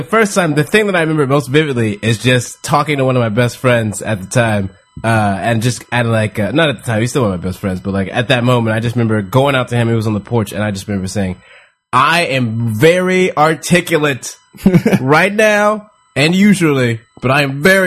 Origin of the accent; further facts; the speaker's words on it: Houston, Texas, United States; moved away; I grew up in Houston, Texas